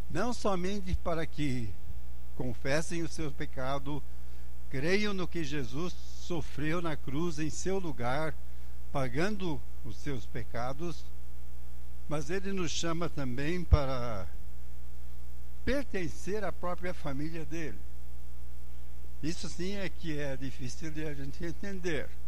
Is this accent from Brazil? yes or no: no; Angola; born there; eu pessoalmente, que nasci lá em Angola, na África, onde meus pais eram missionários, se não tenho a cor da África é porque Deus deixou fora a cor, né? Ah, mas ah, sou africano.